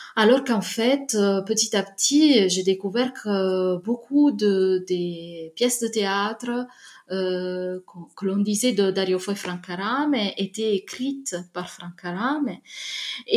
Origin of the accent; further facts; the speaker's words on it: Naples, Campania, Italy; French is a second language; moved away; je viens de Naples